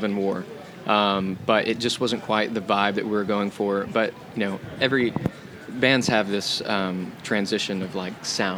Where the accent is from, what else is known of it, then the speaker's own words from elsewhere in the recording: Fort Worth, Texas, United States; growing up in Texas